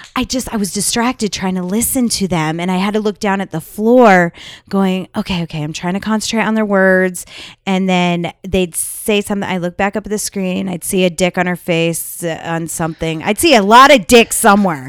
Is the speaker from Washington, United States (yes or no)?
no; Las Vegas, Nevada, United States; We're from Vegas